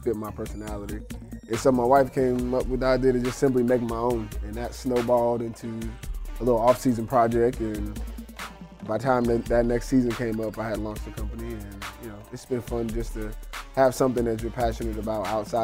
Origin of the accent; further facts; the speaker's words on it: Piscataway, New Jersey, United States; moved away as an adult; also born or lived in Ohio / New Orleans; now in Philadelphia, United States; my hometown of Piscataway, New Jersey